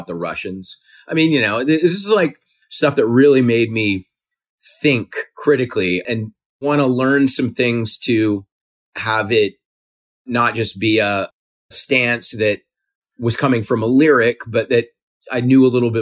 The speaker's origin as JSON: {"language": "English", "region": "South Carolina", "country": "United States", "tie": "born or raised there", "said": "I grew up in South Carolina."}